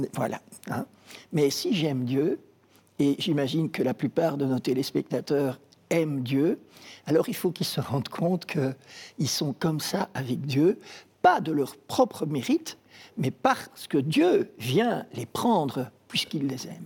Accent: Brussels, Brussels-Capital Region, Belgium; also born or lived in Kinshasa, DR Congo; Je suis rentré très vite quand j'avais 20 mois à Bruxelles euh, avec mes parents. Et donc j'ai étudié à Bruxelles

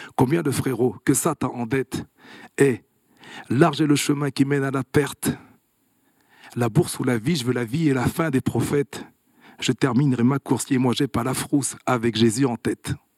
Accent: Clermont-Ferrand, Auvergne-Rhône-Alpes, France; born or raised there; moved away as an adult; now in Switzerland

